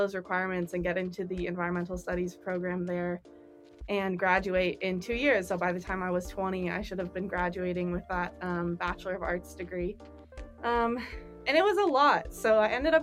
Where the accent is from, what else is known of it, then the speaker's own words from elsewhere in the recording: Wenatchee, Washington, United States; also born or lived in Seattle, Washington; now in Pullman, United States; I ended up going back to my hometown of Wenatchee